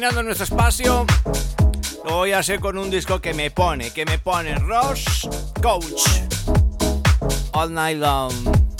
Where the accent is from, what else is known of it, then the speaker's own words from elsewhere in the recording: Colombia; now in Madrid, Spain; mi país, Colombia